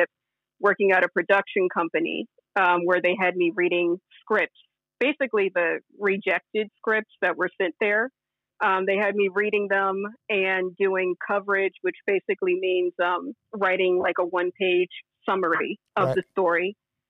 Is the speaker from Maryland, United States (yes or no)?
yes; Maryland, United States; moved away as an adult; now in Los Angeles, United States; I'm born and raised in Maryland, like right outside of Washington, D.C.